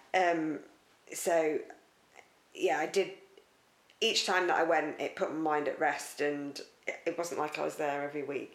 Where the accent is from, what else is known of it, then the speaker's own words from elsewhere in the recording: United Kingdom; we're very British